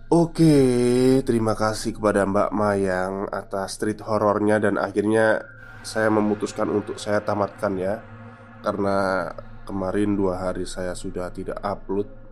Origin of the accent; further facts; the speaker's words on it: Java, Indonesia; kita itu orang Jawa